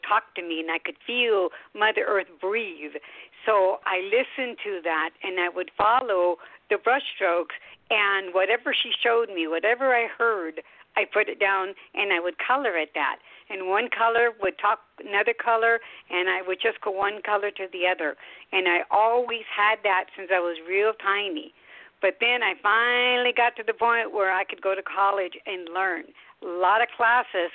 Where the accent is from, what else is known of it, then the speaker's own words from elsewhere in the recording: Sacramento levee, California, United States; first language Spanish; English is a second language; I was born on a ranch. My parents were born in Mexico. I was first-generation Mexican-American. So I spoke no English, and then we had no neighbors. So my playground was a levee, Sacramento levee